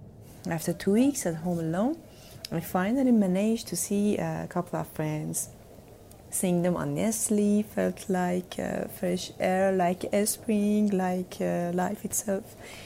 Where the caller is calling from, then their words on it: Tehran, Tehran Province, Iran; I'm sending this from Tehran, Iran.